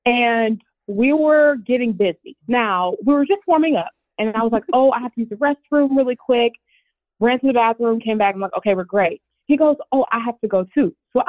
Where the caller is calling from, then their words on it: Nashville, Tennessee, United States; Nashville, Tennessee.